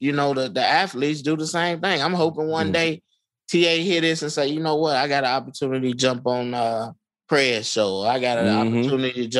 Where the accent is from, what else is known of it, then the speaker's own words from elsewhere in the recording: Chicago, Illinois, United States; growing up in Englewood